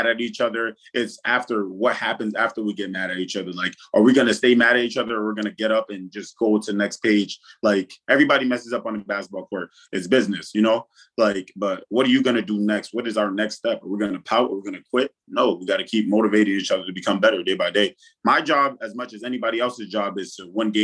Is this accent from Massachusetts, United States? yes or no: yes; Worcester, Massachusetts, United States; also born or lived in Fargo, North Dakota; my hometown listed as I'll forever be listed as is Worcester, Massachusetts